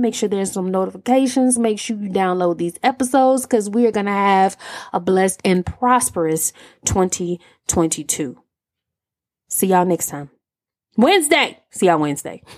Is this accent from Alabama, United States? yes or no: yes; Alabama, United States; I'm from Alabama